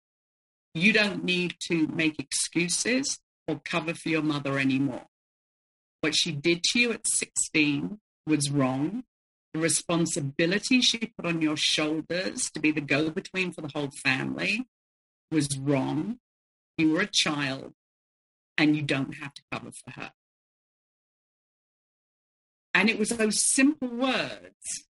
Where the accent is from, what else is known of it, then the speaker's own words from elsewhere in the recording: London, United Kingdom; I was growing up in the 70s and I was growing up in London